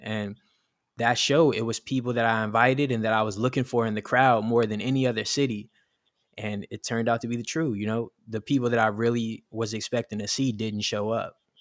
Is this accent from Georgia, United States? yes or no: yes; Atlanta, Georgia, United States; moved away as an adult; also born or lived in South Bronx, New York; now in New York, United States; I'm from Atlanta. Uh, I grew up in Atlanta on the north side